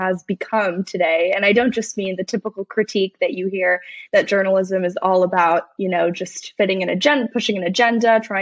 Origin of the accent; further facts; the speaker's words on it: Los Angeles, California, United States; I am from Los Angeles, but somehow I managed to make it out as conservative